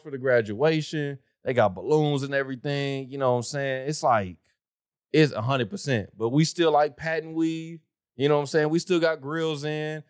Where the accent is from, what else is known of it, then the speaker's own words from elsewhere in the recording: Oklahoma, United States; I'm from the South